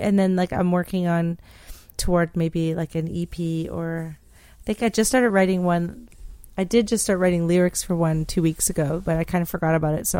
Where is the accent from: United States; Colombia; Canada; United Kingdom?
Canada; New Brunswick; they don't understand my accent because like I'm from New Brunswick, but I don't sound necessarily like like Acadian.